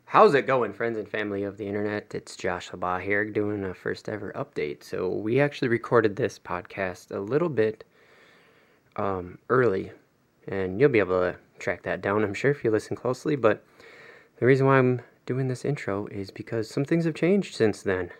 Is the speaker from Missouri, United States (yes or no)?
no; Minnesota, United States; as Minnesotan